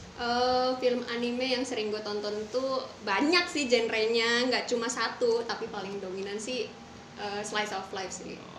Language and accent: Indonesian; Jakarta, Indonesia; gue dari Jakarta